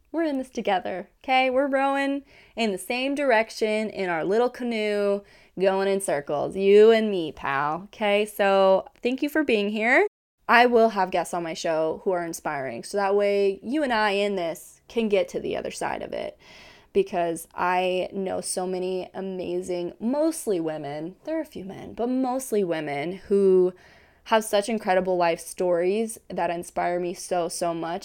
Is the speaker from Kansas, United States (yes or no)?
yes; Kansas, United States; moved away as an adult; now in Hawaii, United States; I am from Kansas originally